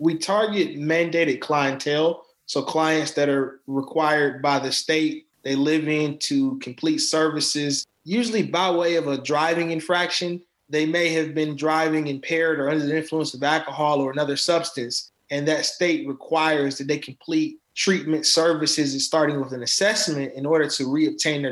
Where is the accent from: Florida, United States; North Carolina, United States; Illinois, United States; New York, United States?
North Carolina, United States; Charlotte; I'm currently out of Charlotte, North Carolina